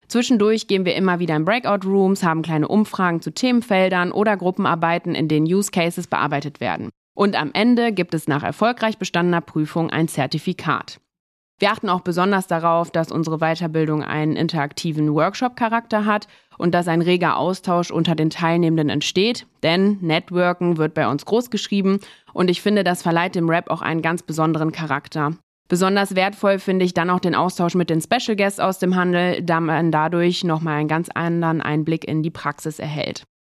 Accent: Rhineland, Germany; born there; Äh, meine Eltern kommen eigentlich ursprünglich aus Niedersachsen. Ich bin aber im Rheinland geboren

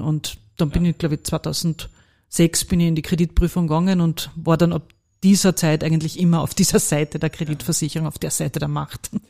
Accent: Carinthia, Austria; accent: Carinthian; moved away as an adult; now in Vienna, Austria; ich bin gebürtige Kärntnerin, das wird man auch hören

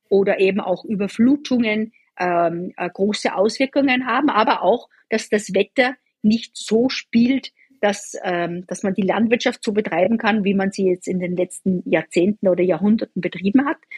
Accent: Austria; Ich komme ursprünglich aus Österreich.

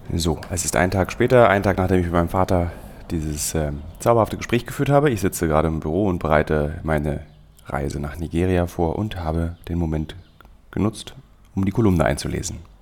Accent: Berlin, Germany; als Berliner

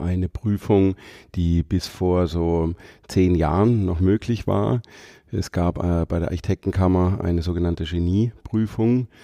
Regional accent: Freiburg, Baden-Württemberg, Germany; Ich komme aus Haslach-Weingarten hier aus Freiburg

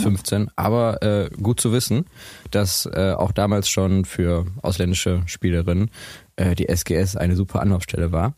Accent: Essen, North Rhine-Westphalia, Germany; wir kommen ja beide aus Essen

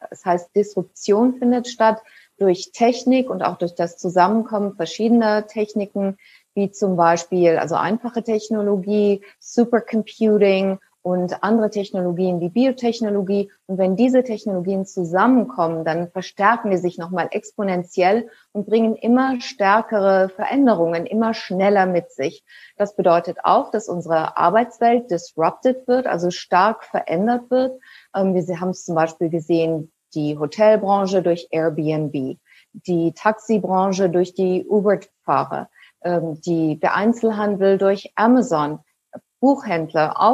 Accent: Germany; Ja, ich bin ja auch in Deutschland groß geworden, also mit einem relativen Sicherheitsdenken

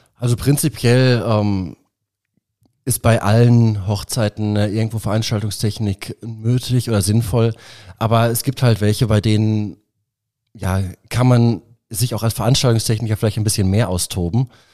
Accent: Ruhr area, North Rhine-Westphalia, Germany; moved away as an adult; now in Nuremberg, Germany; Ich äh, komme ursprünglich äh, aus dem Ruhrgebiet. Mich hat aber dann auch selbst die Liebe nach Nürnberg verschlagen

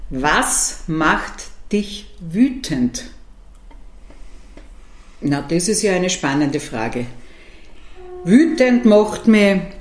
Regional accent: Ottensheim, Upper Austria, Austria; Also ich bin aufgewachsen in der ältesten Marktgemeinde des Mühlviertels in Ottensheim, mitten am Marktplatz und habe immer sozusagen schon sehr neugierig auf das Ortsgeschehen geblickt.

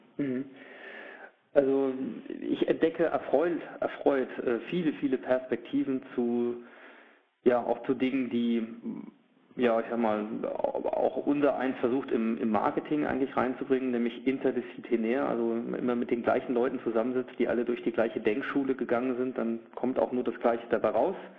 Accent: Germany; nun bin ich auch Deutscher

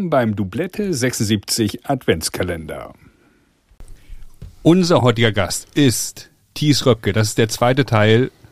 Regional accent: Hamburg, Germany; Ich bin ja aus Hamburg und habe ja im Gegensatz zu dir, Lars, hier meine Kindheit verbracht.

